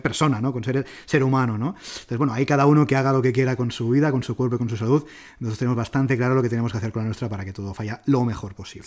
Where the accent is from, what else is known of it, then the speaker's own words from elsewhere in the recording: Barcelona, Catalonia, Spain; soy de Barcelona, a mí me encanta Barcelona